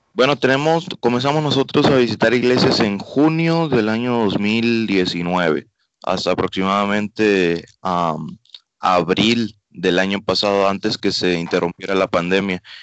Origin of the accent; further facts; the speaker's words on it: Panama; moved away; also born or lived in Mexico; vamos a estar una temporada allá en mi país de origen, este, arreglando una documentación, porque es curioso, yo siendo panameño